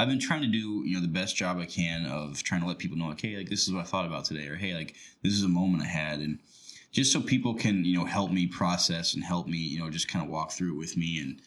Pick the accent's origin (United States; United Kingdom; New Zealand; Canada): United States; Rochester; my hometown, Rochester